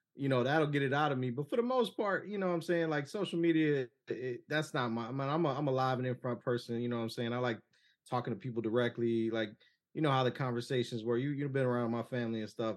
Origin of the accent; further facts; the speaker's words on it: Cleveland, Ohio, United States; I'm born and raised in Cleveland